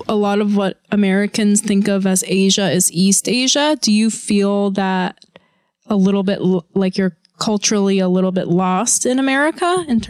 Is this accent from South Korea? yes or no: yes; South Korea; moved away; I grew up in Korea and then I've also spent a little bit of time in Thailand.